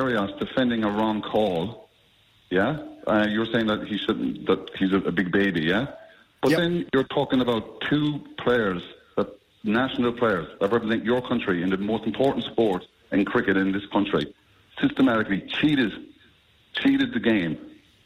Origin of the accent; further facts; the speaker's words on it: Ireland; now in Australia; I'm from Ireland